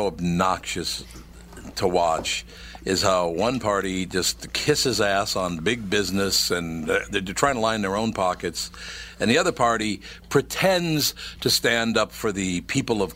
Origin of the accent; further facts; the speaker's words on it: Minneapolis, Minnesota, United States; I grew up in North Minneapolis, since I was a little kid